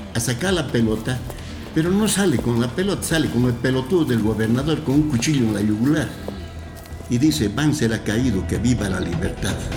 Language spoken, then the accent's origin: Spanish; Cochabamba, Bolivia; yo soy cochabambino